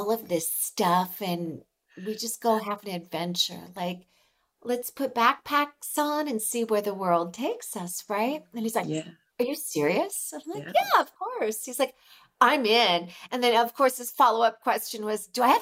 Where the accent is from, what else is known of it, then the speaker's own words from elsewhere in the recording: California, United States; moved away as an adult; now in Mexico; I'm originally from California